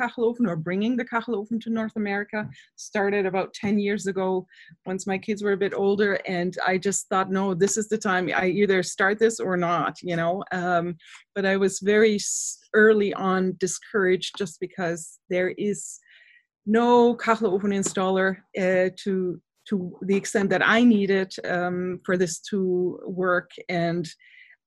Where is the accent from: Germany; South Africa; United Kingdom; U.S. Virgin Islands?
Germany; moved away as an adult; also born or lived in Canada; now in Guelph, Canada; I was born in Canada to German and Swiss parents. So, but my parents moved back when I was just 4 years old. So I grew up in Germany